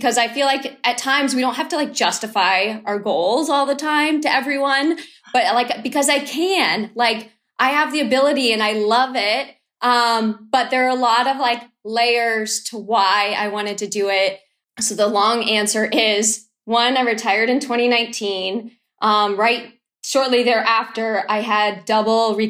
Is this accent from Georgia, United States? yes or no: no; Boston, Massachusetts, United States; I'm from Boston